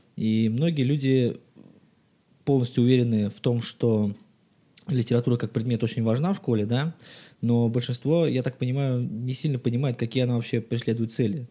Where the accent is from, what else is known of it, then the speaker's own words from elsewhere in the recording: Saint Petersburg, Russia; мне столько-то лет, я родился в Санкт-Петербурге